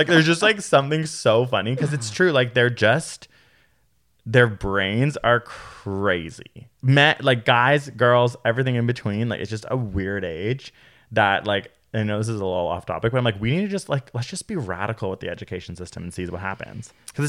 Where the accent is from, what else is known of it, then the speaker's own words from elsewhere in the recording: Toronto, Ontario, Canada; I grew up in Toronto.